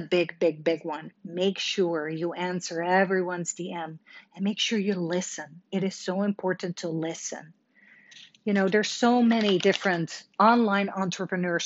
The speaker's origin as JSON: {"language": "English", "country": "Netherlands", "tie": "born or raised there", "moved": "yes", "lives_now": "Dallas, United States", "said": "I was born and raised in Holland"}